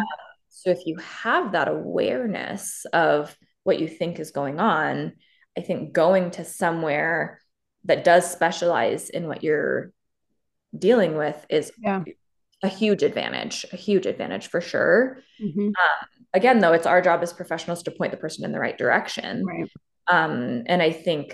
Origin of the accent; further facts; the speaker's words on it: Canada; moved away; I'm originally from Canada